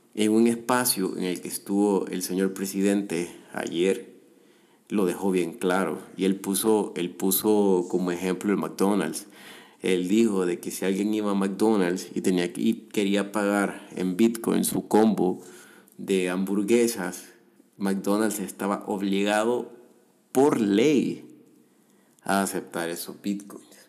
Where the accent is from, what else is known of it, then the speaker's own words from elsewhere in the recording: El Salvador; yo como ciudadano salvadoreño